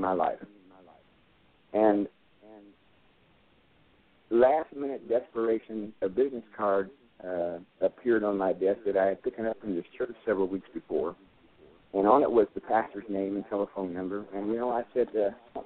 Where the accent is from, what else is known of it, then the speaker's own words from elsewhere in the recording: Bay Area, California, United States; moved away as an adult; now in Irving, United States; I'm from the Bay Area in California